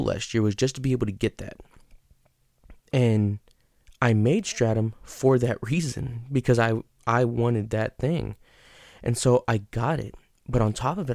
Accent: San Antonio, Texas, United States; that's where I'm from, so I wanted to put one in my hometown

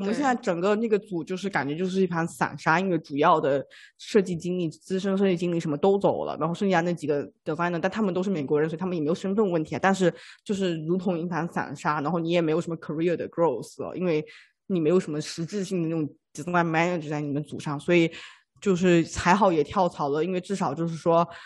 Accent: Fujian, China; moved away as an adult; now in United States; 我是福建人，然后就有一种爱拼才会赢的这种心态

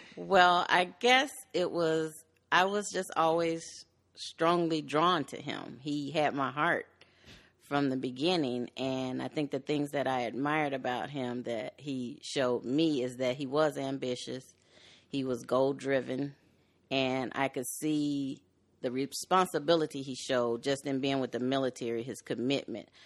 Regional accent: Chicago, Illinois, United States; I was born in Chicago. I'm originally from the West Side. I later moved to the western suburbs

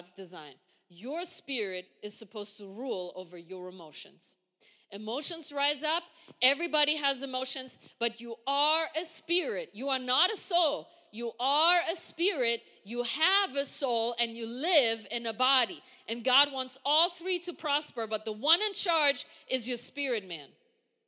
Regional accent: Germany; moved away as an adult; now in United States; I come from Germany. We walk everywhere

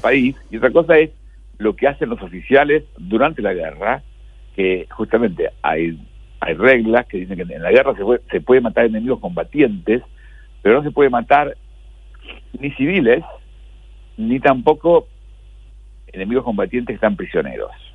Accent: Argentina; somos los argentinos

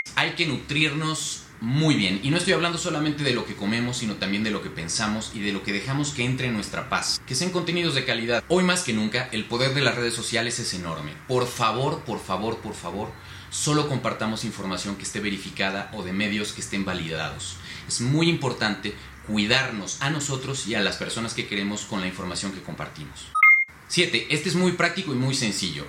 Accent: Mexico; como los mexicanos lo sabemos hacer

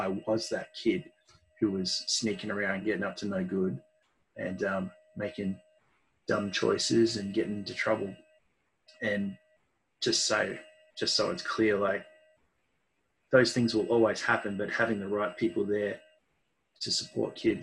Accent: Mount Evelyn, Victoria, Australia; I live now in the place where I grew up in Mount Evelyn. So Melbourne's eastern suburbs up in the hills.

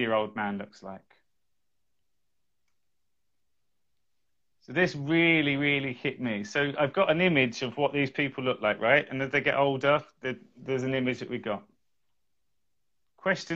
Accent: England, United Kingdom; I am English

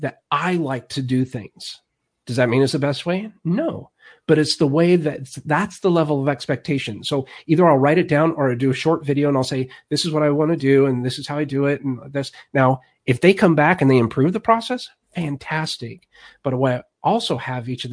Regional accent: Alaska, United States; now in Missouri, United States; I grew up in Alaska

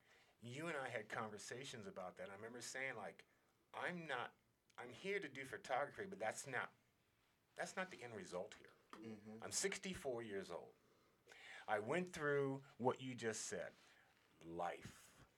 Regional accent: Alaska, United States; So I came from Alaska with a magazine cover on Alaska Magazine.

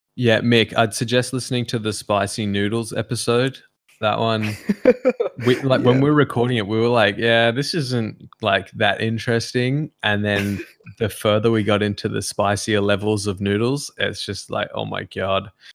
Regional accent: Macau; moved away; growing up in Macau and how much fun it was

